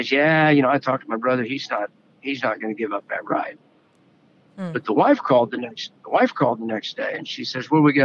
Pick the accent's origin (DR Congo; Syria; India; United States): United States; Western Oklahoma; We grew up poor in Western Oklahoma